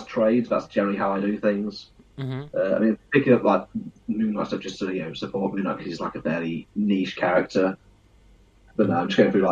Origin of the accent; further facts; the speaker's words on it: the Midlands, England, United Kingdom; fully English, I'm afraid. Based in the Midlands.